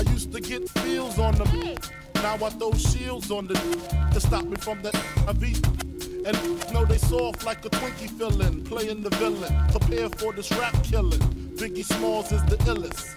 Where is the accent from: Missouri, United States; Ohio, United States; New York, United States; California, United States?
New York, United States; New York City; growing up in the Bronx at that time